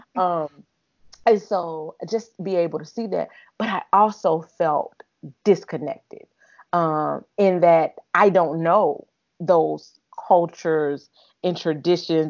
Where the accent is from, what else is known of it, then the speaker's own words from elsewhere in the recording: Alabama, United States; moved away; from Alabama, where I'm originally from